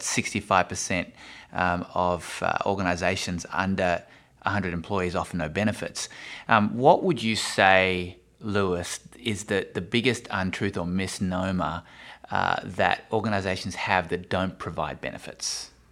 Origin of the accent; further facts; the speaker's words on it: Australia; I'm Australian